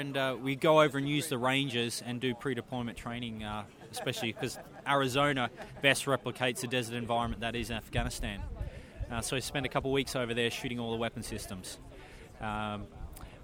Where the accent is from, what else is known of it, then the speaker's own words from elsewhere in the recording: Australia; moved away as an adult; now in United Kingdom; I'm also on exchange, so I'm an Australian.